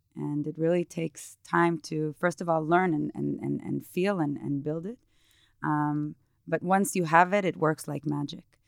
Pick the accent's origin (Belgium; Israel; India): Israel; moved away as an adult; also born or lived in New York; I grew up in Israel